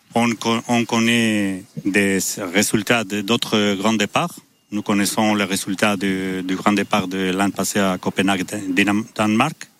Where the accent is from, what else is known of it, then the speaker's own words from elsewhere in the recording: San Sebastián, Basque Country, Spain; je suis de Saint-Sébastien